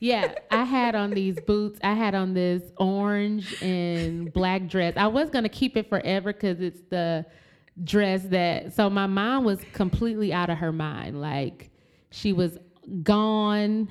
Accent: Flint, Michigan, United States; we're from Flint, Michigan

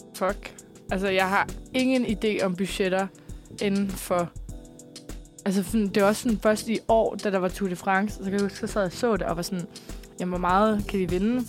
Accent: Copenhagen, Capital Region of Denmark, Denmark; mit barndomshjem. Min, øh, min mor og far i sin tid, de boede inde, på, øh, inde, øh, sådan, inde ved, på Vesterbro

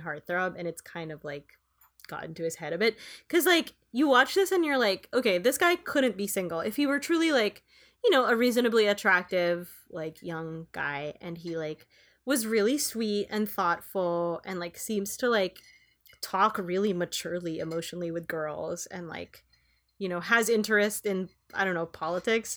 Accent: Philippines; moved away; I was growing up in the Philippines

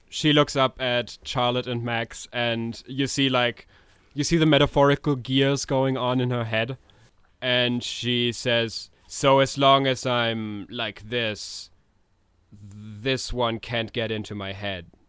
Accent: Germany; we're we're from Germany.

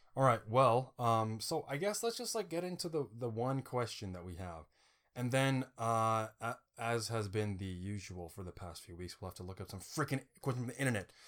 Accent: Indiana, United States; I was born in Indiana

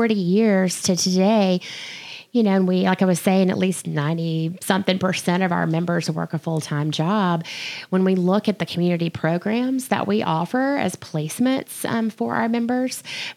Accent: Jackson, Mississippi, United States; now in Memphis, United States; I'm from Jackson, Mississippi

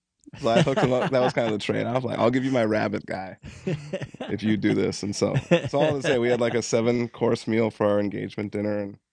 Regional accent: Carlton, Minnesota, United States; born or raised there

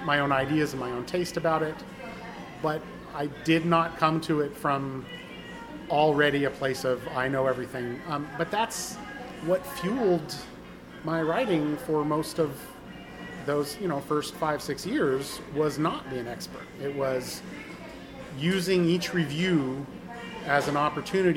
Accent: Southern Oregon, United States; moved away; I was born in Oregon, Southern Oregon

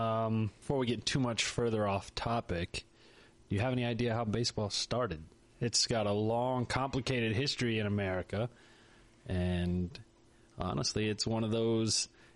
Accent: North Carolina, United States; I grew up in North Carolina and the nearest team was Atlanta, 4 hours away.

